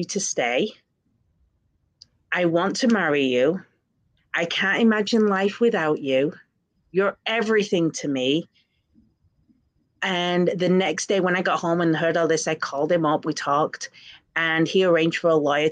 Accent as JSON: {"language": "English", "region": "England", "country": "United Kingdom", "tie": "born or raised there", "said": "I grew up in England and I was bullied pretty badly"}